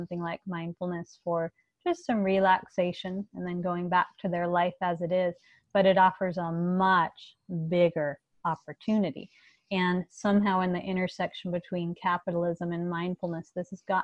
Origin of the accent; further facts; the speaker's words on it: Los Angeles, California, United States; I grew up in Los Angeles